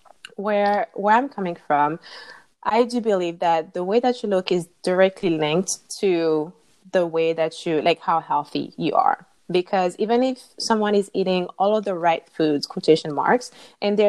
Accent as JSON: {"language": "English", "country": "Martinique", "moved": "yes", "lives_now": "Indiana, United States", "said": "So currently I live in Indiana, but I'm originally from Martinique in the Caribbean."}